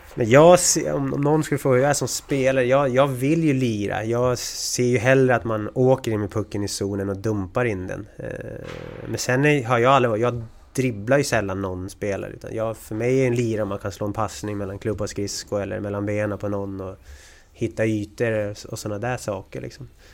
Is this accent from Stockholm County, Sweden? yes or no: yes; Sigtuna, Stockholm County, Sweden; moved away as an adult; also born or lived in Märsta / Gävle / Saint Petersburg / Linköping; Vi är från Sigtuna, eller bor i Sigtuna.